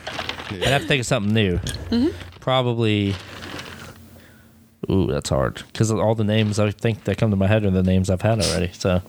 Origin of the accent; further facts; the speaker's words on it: Florida, United States; moved away; No, I'm from Florida.